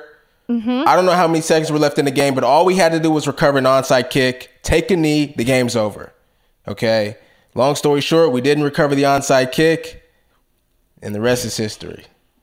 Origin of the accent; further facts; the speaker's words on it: Bay Area, California, United States; I never rooted for the Warriors ever in my life, even though I grew up in the Bay Area.